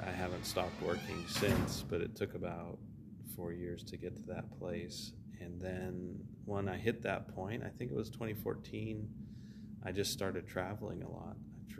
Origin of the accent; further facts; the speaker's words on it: Canada; now in Los Angeles, United States; because when I immigrated here from Canada, I was like asking Barry, like, who can I connect with?